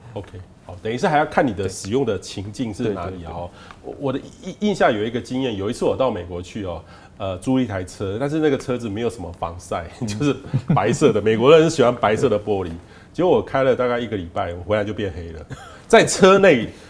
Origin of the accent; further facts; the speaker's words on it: Taiwan; 其实皮肤癌我们台湾人发生的比例是没那么高，